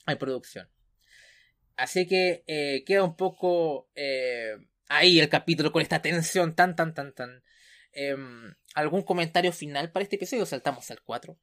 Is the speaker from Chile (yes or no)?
yes; Chile; como decimos acá en Chile